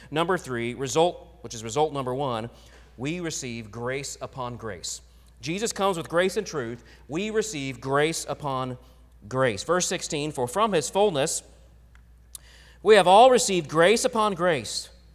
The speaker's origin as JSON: {"language": "English", "region": "Oklahoma", "country": "United States", "tie": "born or raised there", "moved": "yes", "said": "growing up in Oklahoma"}